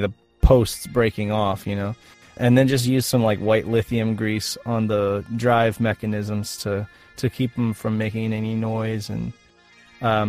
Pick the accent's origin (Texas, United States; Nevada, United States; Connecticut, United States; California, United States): Nevada, United States; Reno; I grew up in Reno